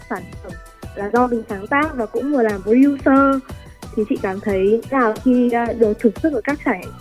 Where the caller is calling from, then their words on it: Hanoi, Vietnam; Em em ở Hà Nội.